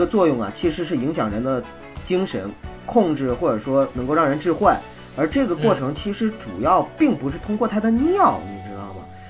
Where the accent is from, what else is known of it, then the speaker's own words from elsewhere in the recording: Northeast China, China; 因为我是东北人。